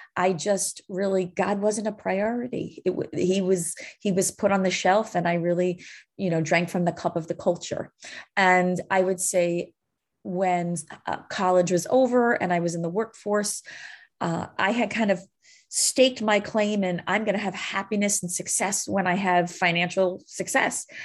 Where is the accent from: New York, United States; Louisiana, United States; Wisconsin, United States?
New York, United States; I'm born and raised in New York